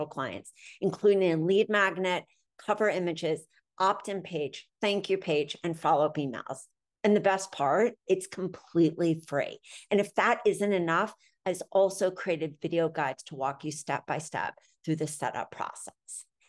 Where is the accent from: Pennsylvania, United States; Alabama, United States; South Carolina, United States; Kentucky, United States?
Pennsylvania, United States; Philadelphia; I grew up right downtown.